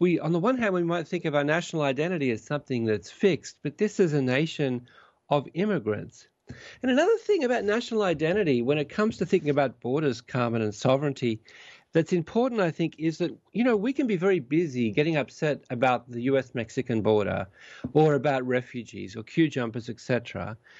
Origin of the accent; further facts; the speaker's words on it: Australia; now in Vancouver, Canada; I'm an Australian citizen and soon to be, soon to become a Canadian citizen as well